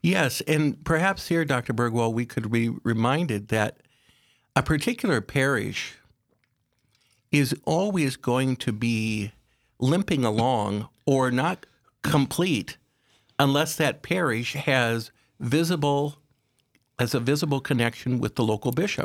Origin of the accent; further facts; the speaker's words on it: Aberdeen, South Dakota, United States; I was raised in Aberdeen, uh, one of, uh, six children